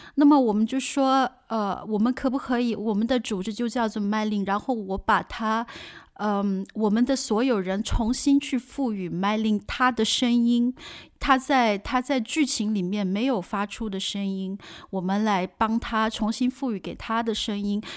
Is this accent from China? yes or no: yes; China; now in Germany; 包括我自己在来自国内的